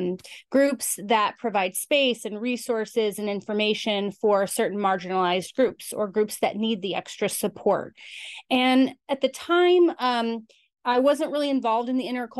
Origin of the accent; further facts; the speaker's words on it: Albuquerque, New Mexico, United States; moved away; I grew up in Albuquerque, New Mexico